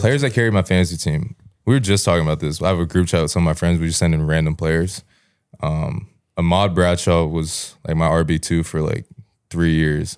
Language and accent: English; Atlanta, Georgia, United States; also born or lived in Greece; I'm from Atlanta, Georgia, and I play football